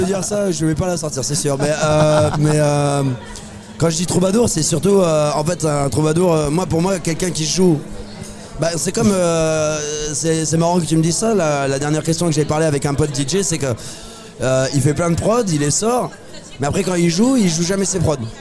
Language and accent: French; Toulouse, Occitania, France; moved away as an adult; je viens de Toulouse, j'habite plus à Toulouse depuis à peu près cinq six ans